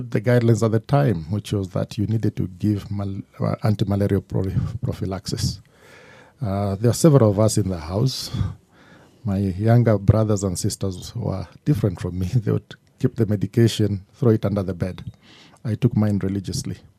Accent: Mombasa, Coast, Kenya; born there; I was born in Mombasa, Lady Grigg Maternity at the Coast General Hospital.

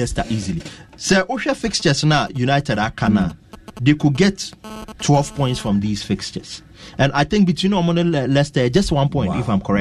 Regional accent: Ghana; we're a Ghanaian

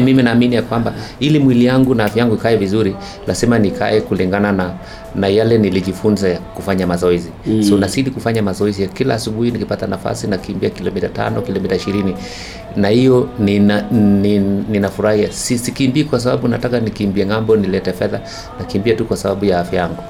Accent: Kaptalamwa, Elgeyo-Marakwet County, Kenya; Kaptalamwa huko ndio nilipozaliwa milimani juu kabisa Cherangani

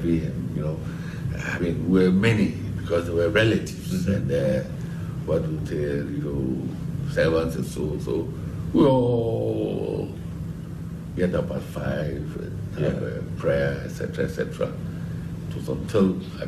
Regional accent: Sekondi, Western Region, Ghana; moved away as an adult; now in United Kingdom; I was born in Sekendi, because 63 years ago

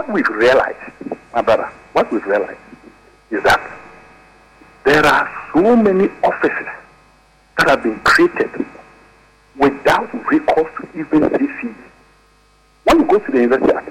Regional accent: Ghana; Bupe, my hometown

